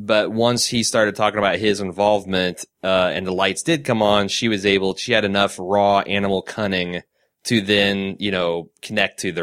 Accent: Indianapolis, Indiana, United States; I'm from Indianapolis, Indiana

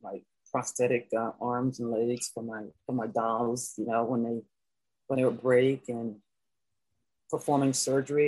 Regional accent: Delaware, United States; moved away as an adult; I'm from Delaware, and I was living in Delaware at the time

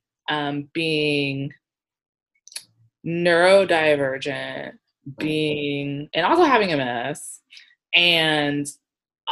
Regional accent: Columbus, Ohio, United States; also born or lived in Pittsburgh, Pennsylvania; now in Seattle, United States; I was born and raised in Columbus, Ohio.

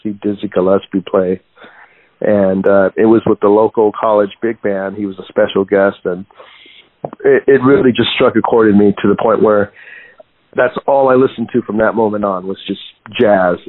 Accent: Guadalajara, Jalisco, Mexico; now in San Diego, United States; I was born in Guadalajara, Jalisco

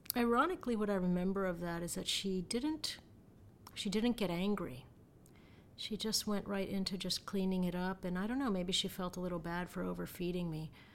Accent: Miami, Florida, United States; I was born and raised in Miami, and, um, my parents are, uh, Cuban.

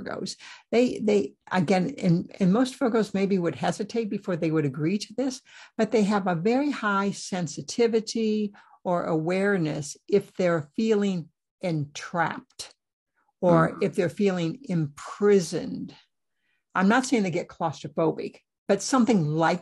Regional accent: Iowa, United States; born or raised there

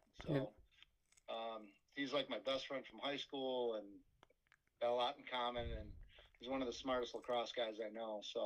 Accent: Fairport, New York, United States; I moved from one side of my hometown of Fairport to the other side

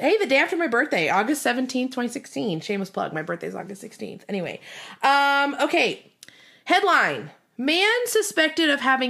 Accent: Detroit, Michigan, United States; we grew up in Michigan. We actually grew up in Detroit.

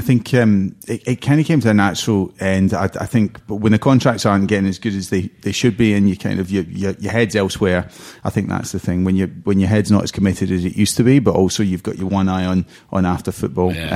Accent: Cornwall, South West England, United Kingdom; I grew up in Cornwall.

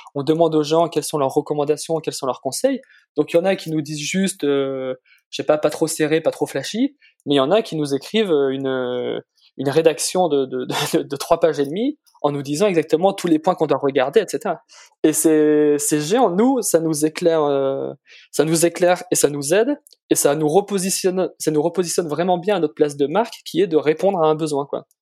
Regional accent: Valence, Auvergne-Rhône-Alpes, France; j'ai grandi dans la Drôme

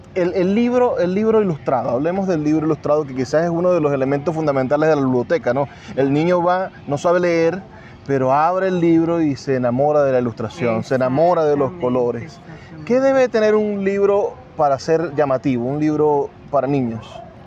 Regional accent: Venezuela; Nosotros somos orgullosamente venezolanos

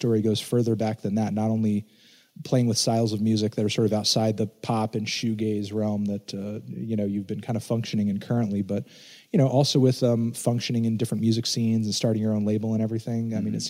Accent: Connecticut, United States; a wonderful little performance art space and a gallery space in my home state of Connecticut.

